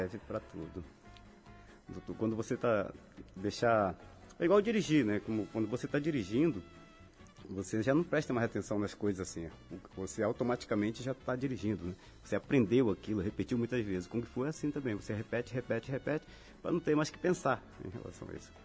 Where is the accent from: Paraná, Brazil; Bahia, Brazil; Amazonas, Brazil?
Amazonas, Brazil; Manaus; moved away as an adult; now in Natal, Brazil; eu nasci em Manaus, né? Mas a minha família é toda de uma cidade chamada Itacoatiara, que fica à margem do Rio Amazonas. E vivi em Manaus até os meus 25 anos